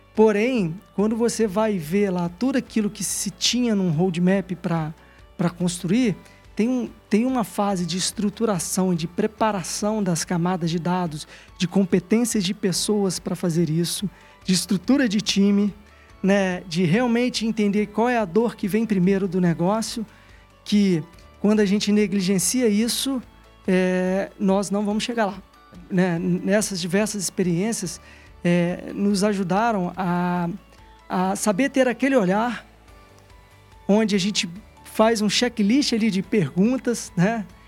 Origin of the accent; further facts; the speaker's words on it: Minas Gerais, Brazil; also born or lived in Juiz de Fora; como típico mineiro de cidade pequena